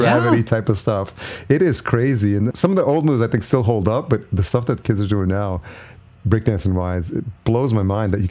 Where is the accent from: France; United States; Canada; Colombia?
United States; New York City, New York; growing up in New York City and you get to see it in live on the street.